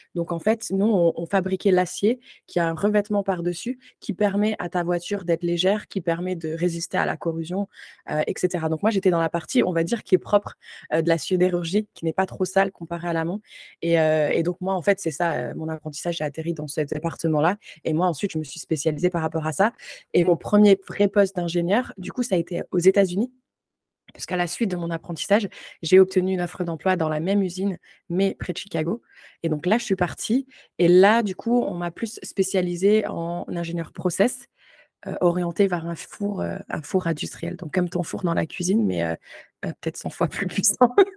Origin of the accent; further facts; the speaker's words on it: Moselle, Grand Est, France; moved away as an adult; also born or lived in Ontario, Canada; now in Canada; à la base, je viens de la Moselle